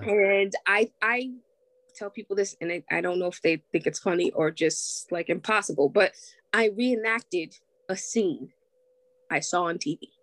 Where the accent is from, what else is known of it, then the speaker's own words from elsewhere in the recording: Springfield, United States; I was born and raised here in Springfield.